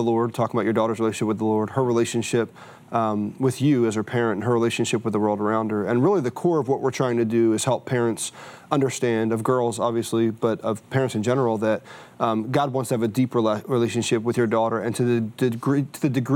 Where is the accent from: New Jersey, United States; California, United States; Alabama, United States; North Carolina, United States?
New Jersey, United States; I was raised in South Jersey in a very rural community